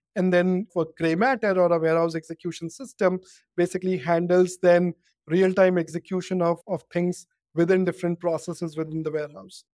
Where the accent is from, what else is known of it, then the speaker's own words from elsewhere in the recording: Kanpur, Uttar Pradesh, India; I grew up in, um, a town called Kanpur in India